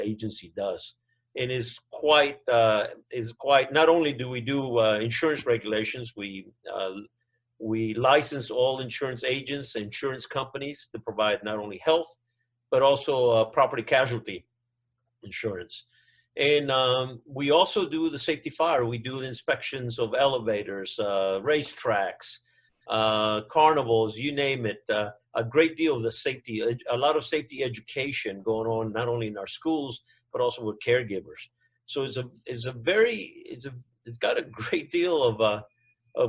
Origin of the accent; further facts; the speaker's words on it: south of Monterrey, Nuevo León, Mexico; first language Spanish; English is a second language; moved away as an adult; also born or lived in Albany, Georgia / Atlanta, Georgia; now in Georgia, United States; But I grew up in a farm in south of Monterrey, Mexico. And so Spanish is my first language.